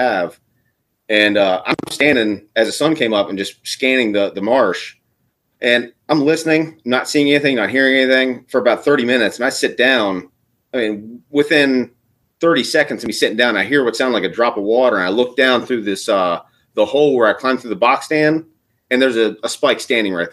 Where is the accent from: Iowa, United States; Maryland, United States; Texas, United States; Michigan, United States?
Maryland, United States; Eastern Shore; also born or lived in Virginia; I grew up on the Eastern Shore, Maryland. So we grew up hunting sika deer